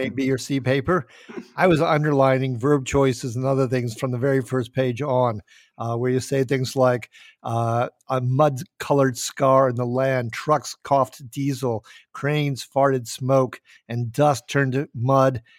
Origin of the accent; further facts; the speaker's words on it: Minnesota, United States; also born or lived in Minot, North Dakota; I'm from Minnesota, sometimes called East Dakota.